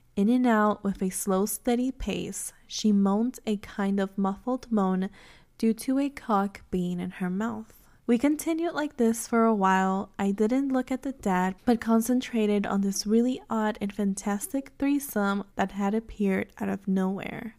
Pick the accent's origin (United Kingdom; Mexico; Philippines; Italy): Mexico; first language Spanish; English is a second language; obviously I am Mexican and Spanish is my first language